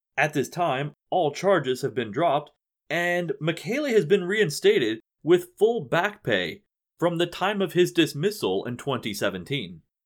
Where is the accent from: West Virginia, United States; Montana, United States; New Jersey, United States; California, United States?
West Virginia, United States; my home state of West Virginia